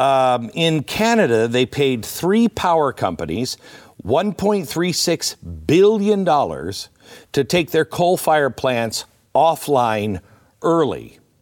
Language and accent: English; Pacific Northwest, United States; I grew up in the Pacific Northwest